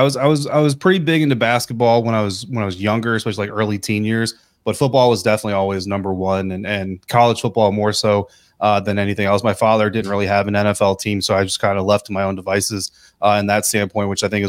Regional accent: Colorado, United States; also born or lived in Oklahoma / New York / Germany / Texas; I was born outside of Fort Sill, Oklahoma. We moved to Fort Drum, New York, to Germany. And then we lived in El Paso, Texas for a period of time, finally settled down in Fort Carson, Colorado.

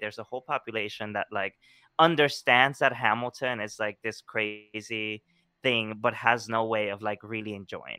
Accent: Colombia; moved away; growing up in Colombia, I was always, like, you know, taking things out of the trash

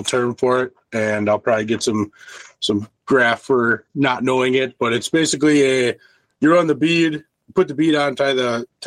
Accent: Milwaukee River, Wisconsin, United States; I grew up near the Milwaukee River

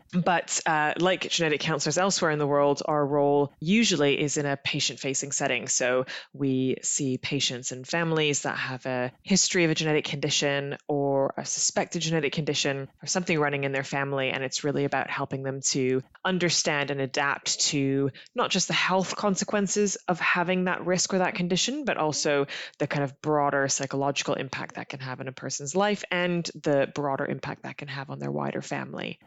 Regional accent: Canada; accent: North American; now in United Kingdom; my accent is from the, your side of the pond, uh, because I'm from Canada originally

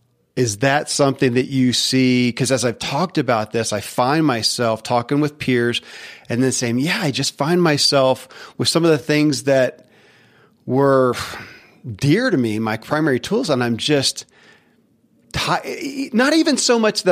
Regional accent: Kentucky, United States; born or raised there

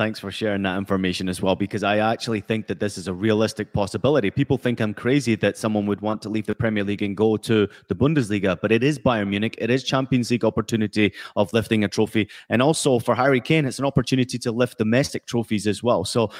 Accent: Scotland, United Kingdom; also born or lived in California / Germany; You know, I was born in California. The US are in England's group. I grew up in Scotland. My father is English. I played in Germany for 5 years.

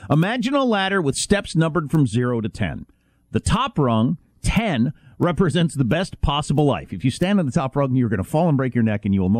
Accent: South Dakota, United States; You know, I come from I come from the Midwest and uh, South Dakota originally, which is populated by all those people you're just mentioning.

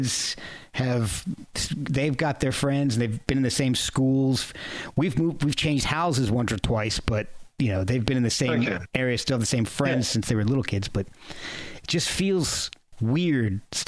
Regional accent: Texas, United States; born there; also born or lived in New Jersey / Virginia / New York / Alabama; And when I was young, we moved around a lot, too. And I was born in Texas, moved to New Jersey, moved down to Virginia, then relocated in Virginia, then moved back up to New Jersey, then up to upper state New York for college

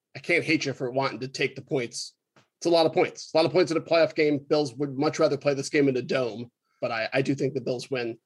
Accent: Rochester, New York, United States; now in Milwaukee, United States; I was raised in Rochester

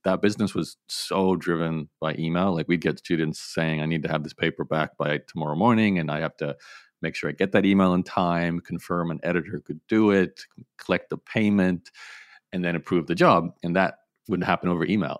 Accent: Australia; I grew up in Australia, so it was very much an Australian-focused business

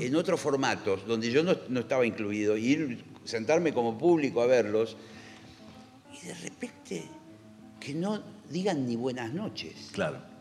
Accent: Argentina; somos argentinos.

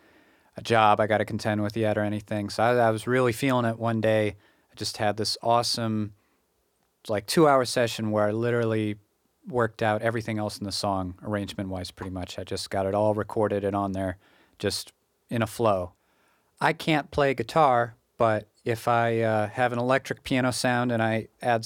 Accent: United States; also born or lived in Japan; settle back into my hometown area

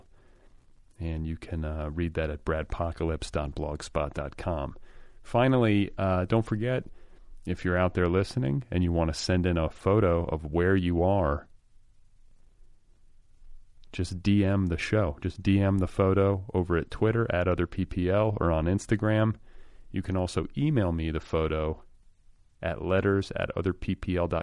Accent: Midwest, United States; also born or lived in Milwaukee, Wisconsin / Indiana; now in Los Angeles, United States; Milwaukee and in Indiana. I split time when I was a kid

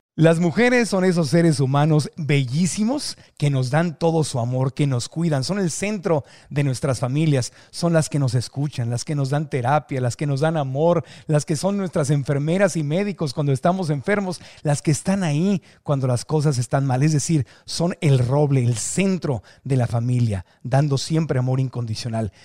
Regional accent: Mexico; los mexicanos somos

